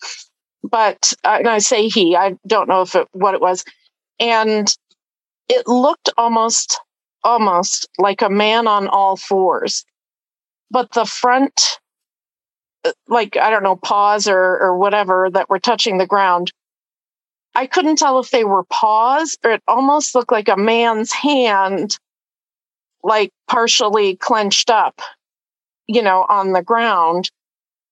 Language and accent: English; Erie, Pennsylvania, United States; moved away; I grew up in Erie.